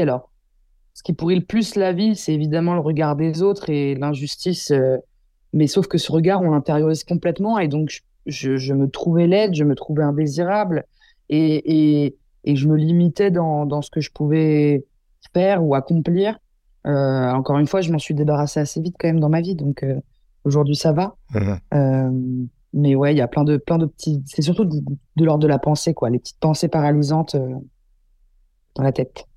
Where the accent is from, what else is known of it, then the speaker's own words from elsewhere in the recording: Versailles, Île-de-France, France; j'ai grandi toute ma vie dans le 78 et, j'ai fait ma scolarité à Versailles